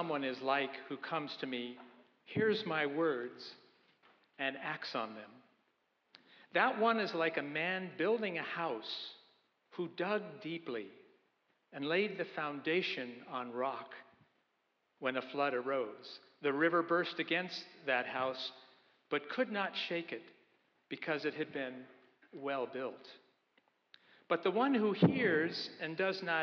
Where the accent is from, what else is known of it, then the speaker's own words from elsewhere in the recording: Idaho, United States; now in Newburyport, United States; I said, "I'm from Idaho."